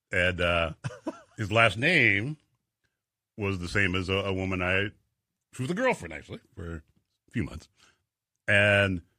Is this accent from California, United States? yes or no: yes; Inglewood, California, United States; moved away; we came here from uh, Inglewood, California, in the uh, early seventies, and uh, I love it here.